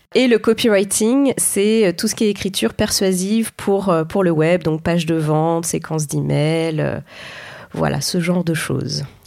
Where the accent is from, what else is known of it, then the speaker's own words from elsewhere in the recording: Clermont-Ferrand, Auvergne-Rhône-Alpes, France; je viens de Clermont-Ferrand